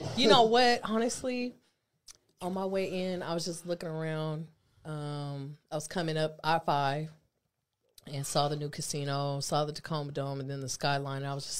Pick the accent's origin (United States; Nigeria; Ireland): Nigeria; Yeah, okay, but I'm hella Nigerian, too. I'm hella Nigerian.